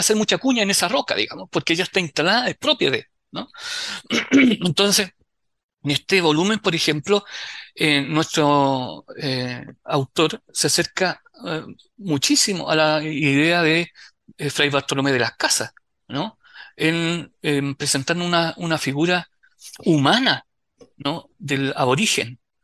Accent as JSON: {"language": "Spanish", "town": "Concepción", "region": "Biobío", "country": "Chile", "said": "nosotros somos penquistas"}